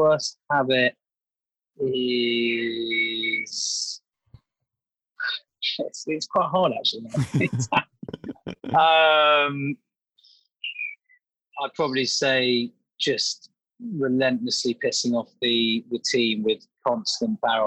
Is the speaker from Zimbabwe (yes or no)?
no; London, United Kingdom; sort of grew up born and bred in London